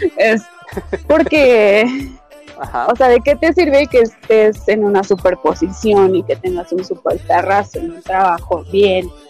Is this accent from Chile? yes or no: no; Mexico City, Mexico; also born or lived in Michoacán; nací en el DF